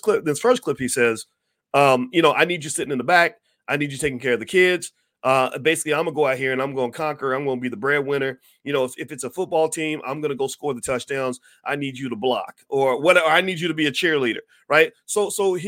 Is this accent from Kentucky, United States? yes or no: yes; Kentucky, United States; I consider myself a Southern Black man. I'm from Kentucky